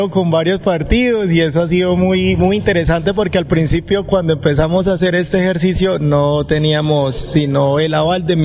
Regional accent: Barrancabermeja, Santander, Colombia; oriundo de esa tierra hermosa barranqueña, pero Santa, me siento completamente santandereano.

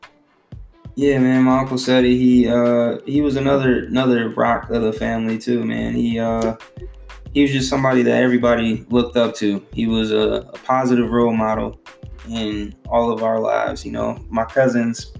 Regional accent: North Las Vegas, Nevada, United States; I grew up in North Las Vegas.

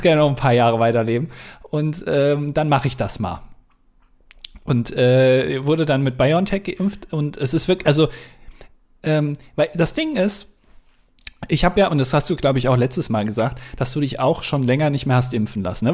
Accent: Germany; als Deutscher

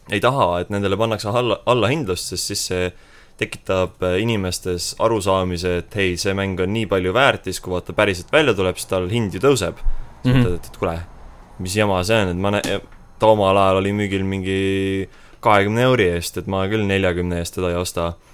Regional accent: Estonia; me oleme eestlased ikkagi. eestlasteks jääme eestlane olen ja eestlane

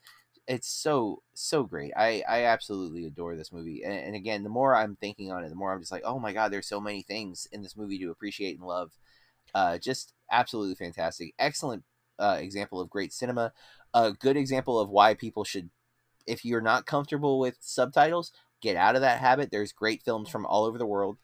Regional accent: United States; we are American

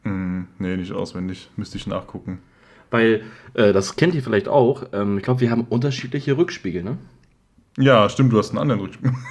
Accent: Mainz, Rhineland-Palatinate, Germany; Ähm, ich komme aus Mainz, wohnhaft an Mainz.

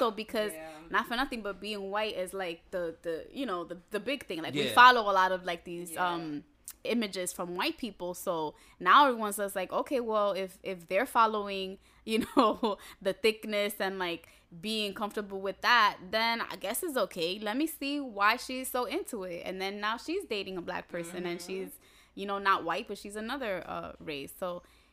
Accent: New York City, New York, United States; growing up in New York City

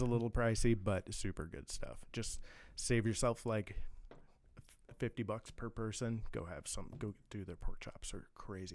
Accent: Kansas City, Missouri, United States; moved away as an adult; also born or lived in Blue Valley; now in California, United States; I'm from Kansas City, born and raised

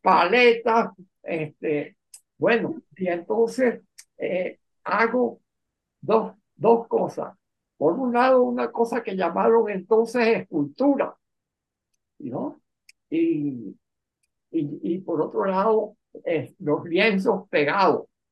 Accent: La Victoria, Aragua, Venezuela; also born or lived in Hotin, Romania; yo nací en la Victoria de Aragua

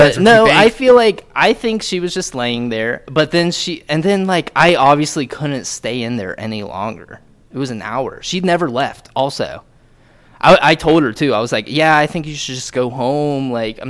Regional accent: Dayton, Ohio, United States; now in Denver, United States; I came from Dayton, where there's really no good local spots, except for, like, Lucky's, maybe.

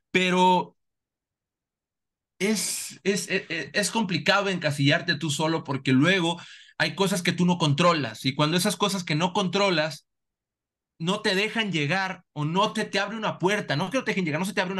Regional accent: Salamanca, Guanajuato, Mexico; Sí, mira, y soy de Salamanca.

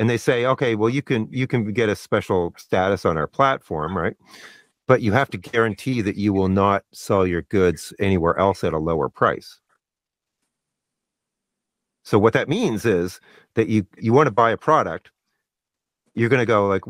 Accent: Canada; I'm Canadian

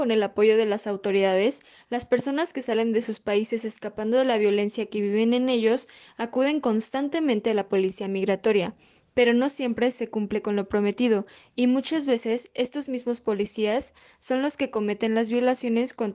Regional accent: Honduras; yo soy hondureña y hace unos días una caravana de 6.000 hondureños fue detenida en Guatemala

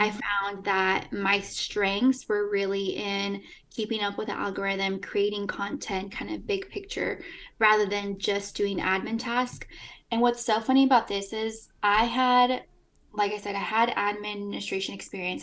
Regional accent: Eugene, Oregon, United States; also born or lived in Peru / Los Angeles, United States; I'm from Eugene, Oregon

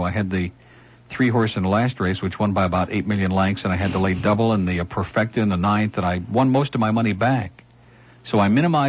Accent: Rochester, New York, United States; moved away; From upstate New York, from Rochester, which is like 500 miles away from New York City and a million miles away from the New York City mentality

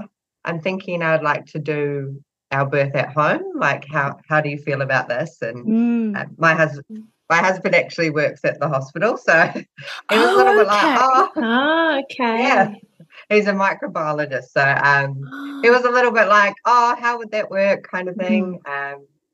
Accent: New Zealand; I'm from New Zealand

